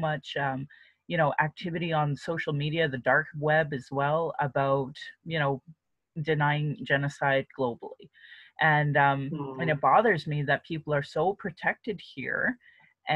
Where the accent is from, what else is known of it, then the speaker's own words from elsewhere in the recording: Calgary, Alberta, Canada; I was born and raised here in Alberta